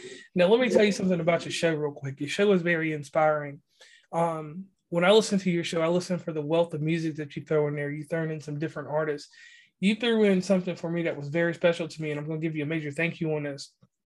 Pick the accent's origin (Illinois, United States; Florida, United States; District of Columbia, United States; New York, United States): Illinois, United States; Chicago; Now, growing up in Chicago, I have to tell you, I'm well versed in travel.